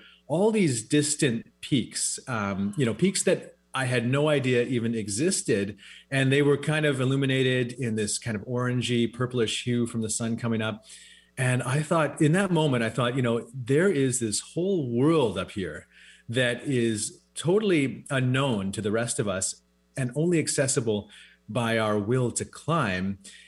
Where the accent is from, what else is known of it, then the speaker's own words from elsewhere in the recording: West Coast, United States; We grew up on the West Coast here, of course, surrounded by mountains.